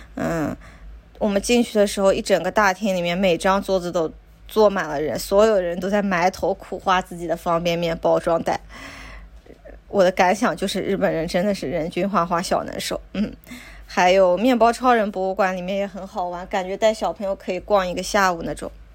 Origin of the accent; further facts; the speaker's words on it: China; also born or lived in Tokyo, Japan; now in Japan; 我们中国人